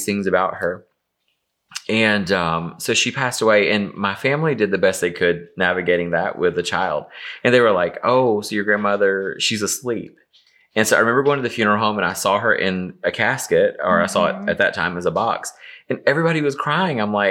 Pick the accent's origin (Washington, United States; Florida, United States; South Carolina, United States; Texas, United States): South Carolina, United States; Easley; moved away as an adult; now in Atlanta, United States; I grew up in a small town called Easley, South Carolina, which is, it's just right outside of Greenville.